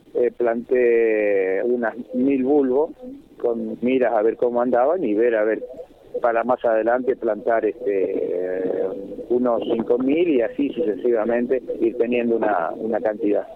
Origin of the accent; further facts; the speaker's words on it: San Pedro, Buenos Aires Province, Argentina; moved away; also born or lived in 25 de Mayo; Yo soy oriundo de San Pedro